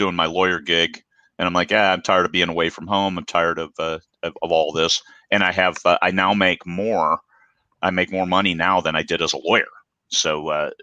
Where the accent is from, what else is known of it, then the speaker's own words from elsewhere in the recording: Midwest, United States; I grew up in the Midwest. I was only 3 hours away from Lake Geneva.